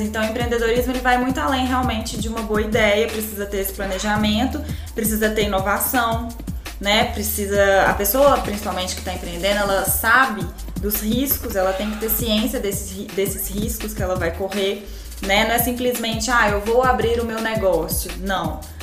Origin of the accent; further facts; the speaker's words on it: Varginha, Minas Gerais, Brazil; eu também sou do interior, sou de Varginha